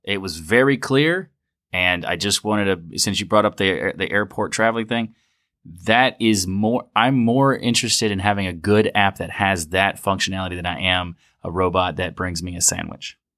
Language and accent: English; United States; Coming back as an American to America